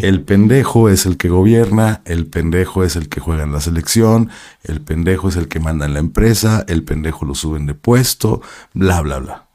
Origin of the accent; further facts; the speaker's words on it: Guadalajara, Jalisco, Mexico; also born or lived in Mexico City; yo nací en la Ciudad de México, pero de bebé me llevaron a Guadalajara, me quedaron en Guadalajara